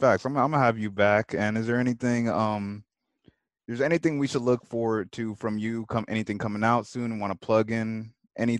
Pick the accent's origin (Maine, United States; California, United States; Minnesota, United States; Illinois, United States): California, United States; Orange County; I'm from Orange County, California